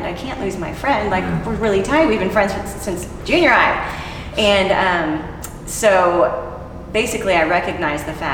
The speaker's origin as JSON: {"language": "English", "town": "Houston", "region": "Texas", "country": "United States", "tie": "born or raised there", "said": "I grew up in Houston"}